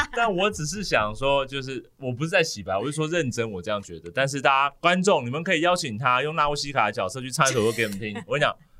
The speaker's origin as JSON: {"language": "Chinese", "country": "Taiwan", "said": "我们台湾人"}